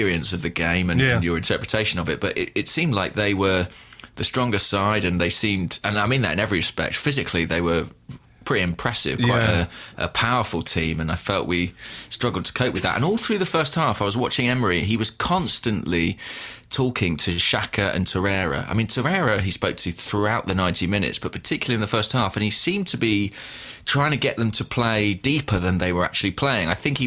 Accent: Watford, East of England, United Kingdom; my hometown

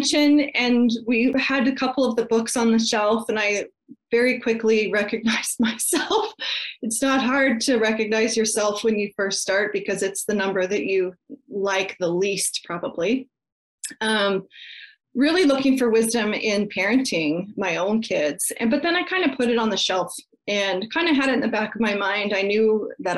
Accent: Colorado, United States; moved away as an adult; also born or lived in Canada; I grew up in Colorado, and when I turned 18, I moved to Canada

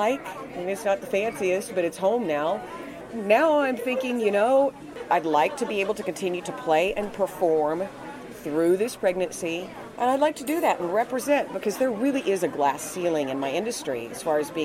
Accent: Enid, Oklahoma, United States; moved away; when I was little growing up in Enid, Oklahoma

